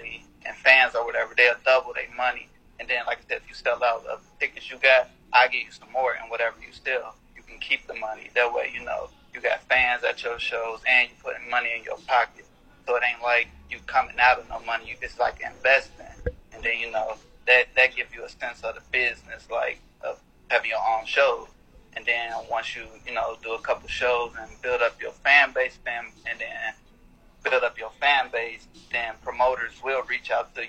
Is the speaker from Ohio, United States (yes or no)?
yes; Cincinnati, Ohio, United States; now in West Palm Beach, United States; I'm originally from Cincinnati, Ohio